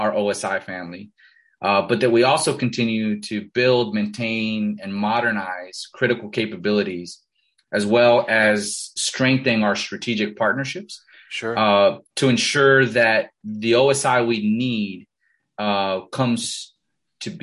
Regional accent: Miami, Florida, United States; first language Spanish; English is a second language; also born or lived in Costa Rica; I grew up in Miami, and I'm Hispanic, right? I'm Latino, born in Costa Rica, Parents immigrated here, when I was five. Spanish is my first language

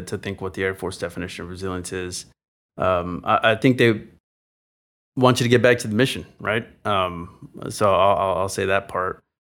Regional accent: San Antonio, Texas, United States; moved away; I grew up in San Antonio, Texas

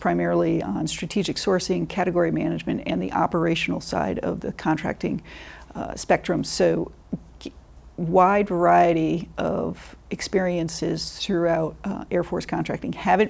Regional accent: Connecticut, United States; moved away as an adult; also born or lived in Vermont; Sure. I am from Connecticut originally, and my dad was an Air Force Reserve officer.

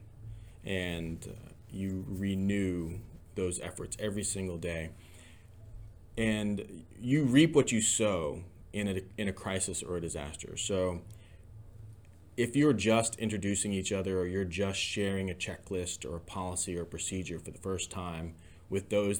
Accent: Georgia, United States; moved away as an adult; also born or lived in Ohio; now in Tennessee, United States; Originally from Georgia, grew up there.

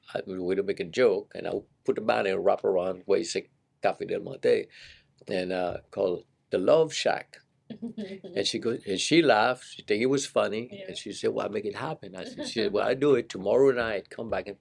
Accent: Seychelles; moved away as an adult; also born or lived in San Jose, California; now in United States; I'm from the Seychelles Island. We eat a lot of curry

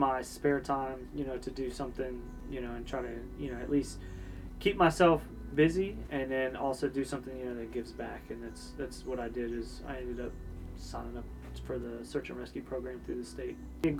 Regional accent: Tampa, Florida, United States; born there; So, I was born in Tampa, Florida. Grew up in the military. Both my parents were in the military.

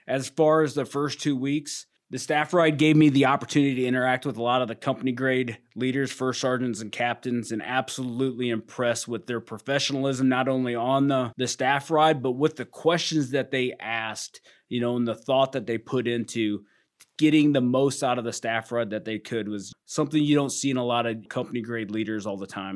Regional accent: Iowa, United States; moved away; I was born and raised in Iowa, spent most of my life living on a farm.

